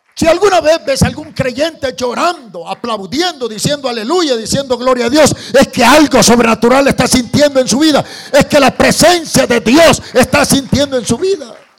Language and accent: Spanish; El Salvador; Estoy hablando del Salvador, yo soy salvadoreño